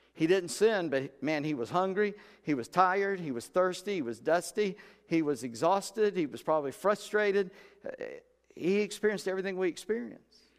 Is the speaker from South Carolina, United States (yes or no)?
yes; Charleston, South Carolina, United States; I'm from Charleston